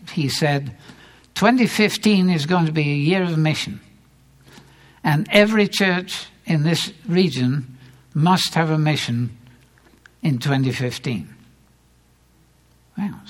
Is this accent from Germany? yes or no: no; England, United Kingdom; now in United States; I grew up in England, where the church is somewhat more traditional